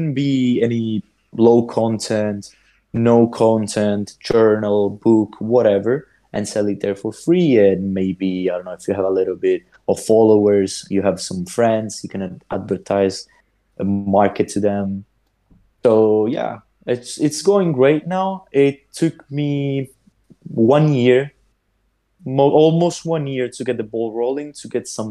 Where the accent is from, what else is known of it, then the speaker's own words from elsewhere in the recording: Sicily, Italy; I'm from Sicily